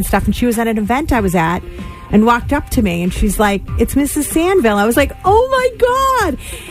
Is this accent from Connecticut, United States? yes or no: no; Westfield, Massachusetts, United States; also born or lived in Agawam, Massachusetts; And then we moved to Westfield.